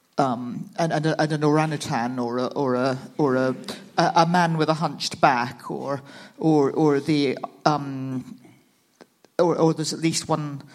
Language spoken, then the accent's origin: English; United Kingdom; I, am from the UK